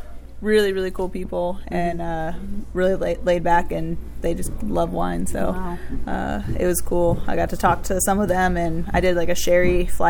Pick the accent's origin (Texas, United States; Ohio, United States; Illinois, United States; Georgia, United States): Ohio, United States; Cincinnati; also born or lived in San Diego, California / Northern Kentucky; now in Louisville, United States; I was born in San Diego. Okay. You're West Coast. I grew up mostly Cincinnati, Northern Kentucky.